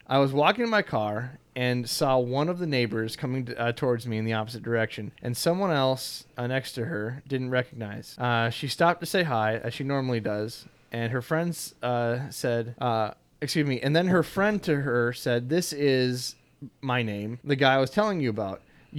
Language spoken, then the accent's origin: English; England, United Kingdom; the best thing I could do as an Englishman was just to live with the lie